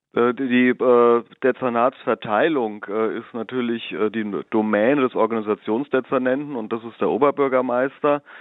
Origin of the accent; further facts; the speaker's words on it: Darmstadt, Hesse, Germany; ich bin äh, gebürtiger Darmstädter, 52 Jahre alt, äh, im Marienhospital äh, geboren, äh, in der Bessunger Dorfkirche getauft, äh, bin in Darmstadt zur Schule gegangen